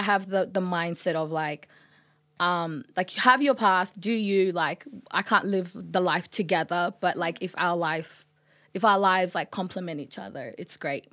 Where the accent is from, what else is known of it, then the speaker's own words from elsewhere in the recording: Australia; also born or lived in Sudan; I grew up in Australia